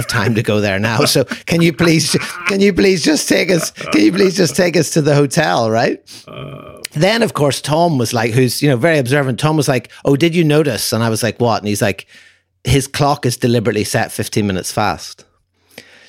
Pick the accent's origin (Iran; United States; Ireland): Ireland; where are you from? And I said, Ireland